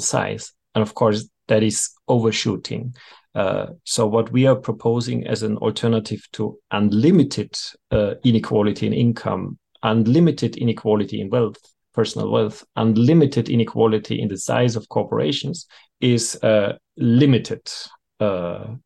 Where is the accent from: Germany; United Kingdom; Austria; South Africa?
Austria; I'm from Austria